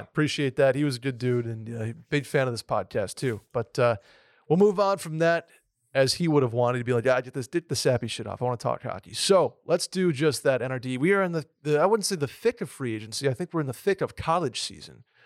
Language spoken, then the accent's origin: English; Saratoga Springs, New York, United States; also born or lived in Rochester, New York / Vermont; now in Austin, United States; I was born in Rochester, New York, started playing hockey at three, four years old in Saratoga